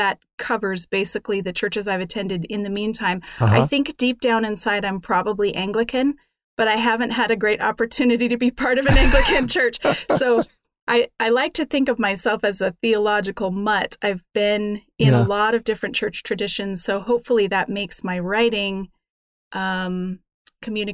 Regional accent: Denver, Colorado, United States; moved away as an adult; now in Canada; I grew up in Denver, Colorado

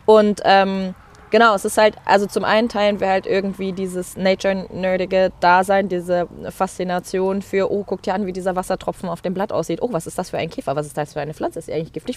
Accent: Mecklenburg-Vorpommern, Germany; Ich bin halt in Mecklenburg-Vorpommern aufgewachsen

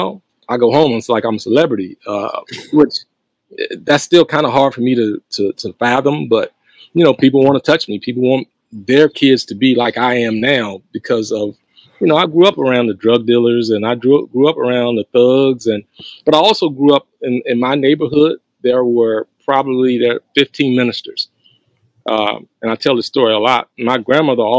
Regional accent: Hurt, Virginia, United States; my hometown

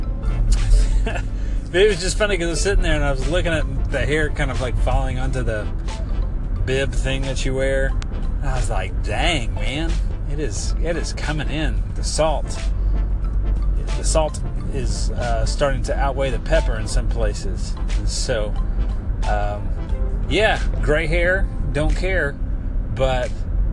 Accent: South Louisiana, United States; now in Anderson County, Kentucky, United States; I am from South Louisiana

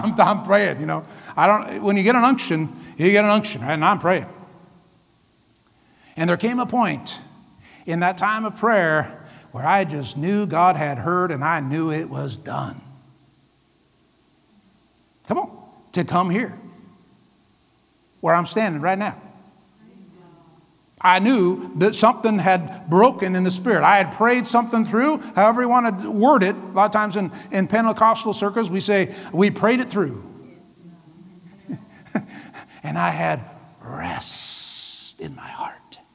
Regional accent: Vancouver, Washington, United States; moved away as an adult; also born or lived in Iowa; We were raised in Vancouver, Washington

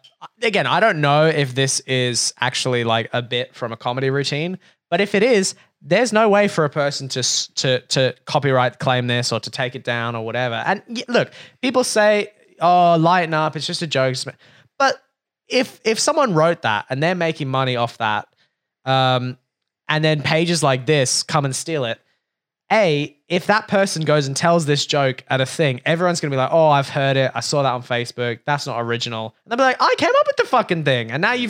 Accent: Brooklyn, New York, United States; And I was like, yeah, you know, I grew up in Brooklyn.

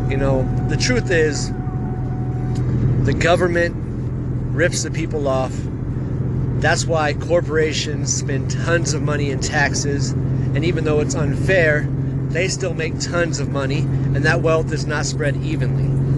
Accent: California, United States; also born or lived in Baton Rouge / Seattle; I was born in Baton Rouge, Louisiana, back in 1984. And then, a couple years later, moved to Seattle, Washington for a year. And then, finally, to California.

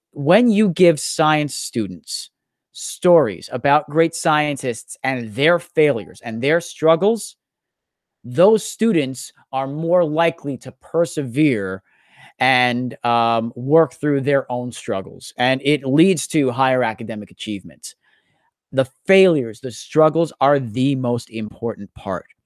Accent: Staten Island, New York, United States; home challenges I faced growing up in Staten Island in dealing with um, you know a lot of domestic abuse issues that I had to witness

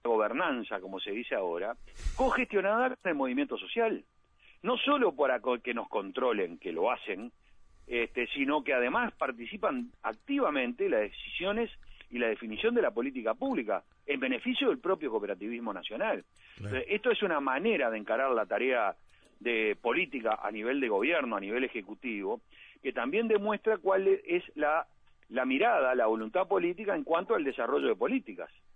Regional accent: Montevideo, Uruguay; nací en la Aguada

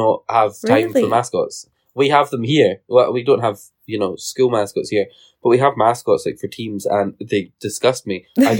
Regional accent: United Kingdom; No, we're too British. We just like raise an eyebrow and go, we're late.

